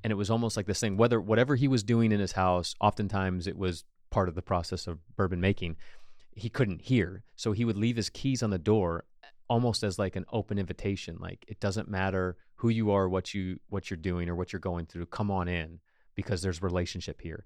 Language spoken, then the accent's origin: English; United States; as an American, we live in the American dream culture